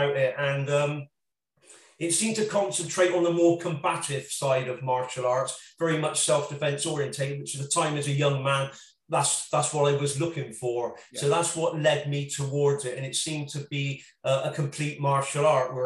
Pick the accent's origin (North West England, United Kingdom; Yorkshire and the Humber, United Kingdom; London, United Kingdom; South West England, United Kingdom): South West England, United Kingdom; Bristol; Bristol particularly, my hometown